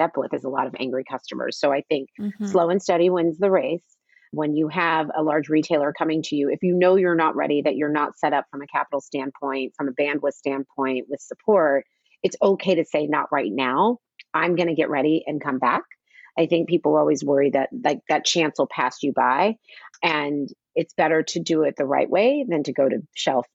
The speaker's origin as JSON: {"language": "English", "country": "United States", "tie": "born or raised there", "said": "my whole life growing up in the United States"}